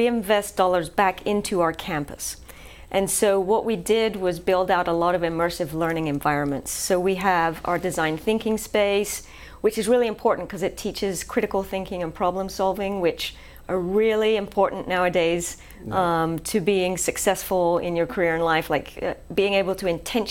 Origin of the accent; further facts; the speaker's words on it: England, United Kingdom; moved away as an adult; now in Shreveport, United States; I'm originally from England